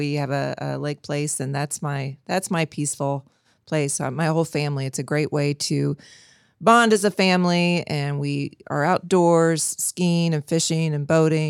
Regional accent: Independence, Missouri, United States; I grew up here in Independence.

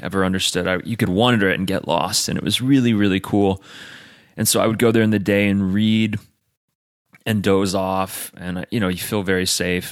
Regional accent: United States; I'm American

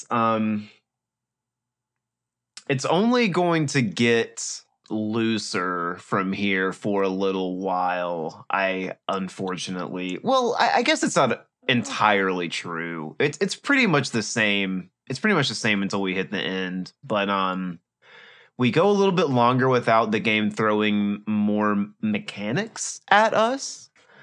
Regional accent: Mississippi, United States; Growing up in Mississippi is weird

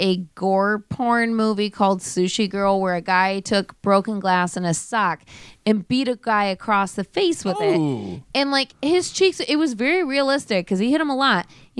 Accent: United States; I'm American.

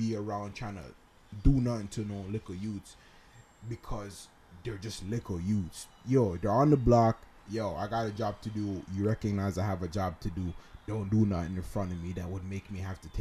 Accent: Ontario, Canada; We're Canadian

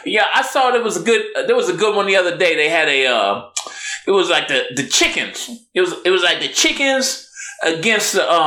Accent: Inglewood, California, United States; I'm from L.A. You know, originally, I'm from Englewood.

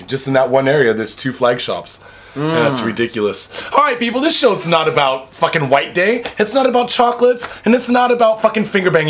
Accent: United States; now in Japan; I'm American.

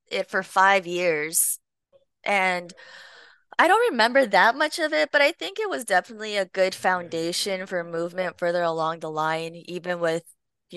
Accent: Long Beach, California, United States; I grew up in Long Beach, California, where I was born and raised.

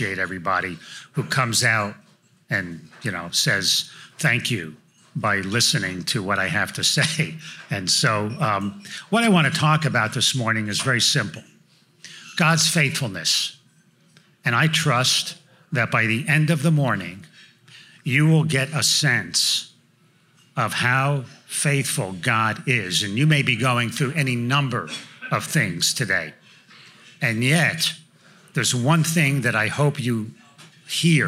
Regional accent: New Jersey, United States; moved away as an adult; now in Franklin, United States; I grew up in North Jersey, just outside New York City

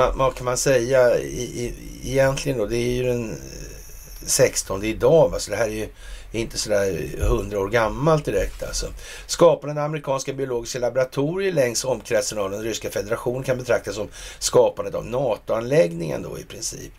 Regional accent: Sweden; som svensk

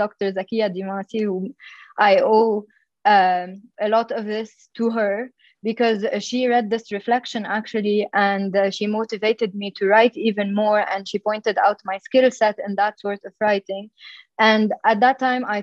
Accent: Dhour El Choueir, Mount Lebanon, Lebanon; I come from Dhour Shouer in Lebanon. So it's a town very known for its community service. And so I grew up in a place and in a family that emphasized giving back to the community

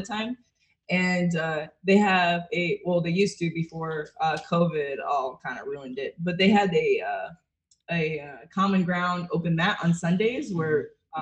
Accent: Connecticut, Massachusetts area, New England, United States; also born or lived in Brooklyn, New York; now in Florida, United States; I'm from Connecticut, Massachusetts area.

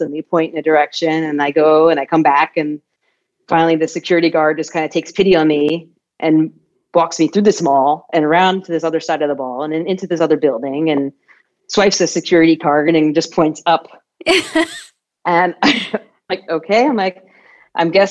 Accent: United States; moved away as an adult; also born or lived in Germany; now in Nuremberg, Germany; I'm American

